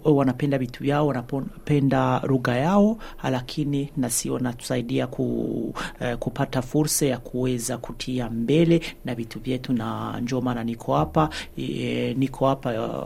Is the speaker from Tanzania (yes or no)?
no; Burundi; moved away as an adult; now in Sweden; Mi ni raia wa Sweden lakini natoka Burundi. nishaishi Sweden miaka kumi na moja